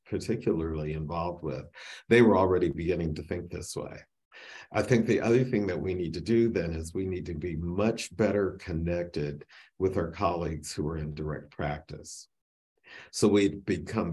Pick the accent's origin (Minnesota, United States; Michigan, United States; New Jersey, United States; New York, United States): Michigan, United States; I grew up in Michigan